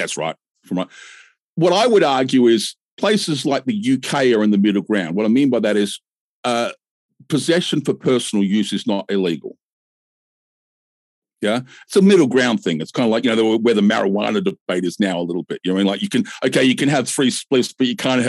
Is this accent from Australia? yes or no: yes; Australia; I'm Australian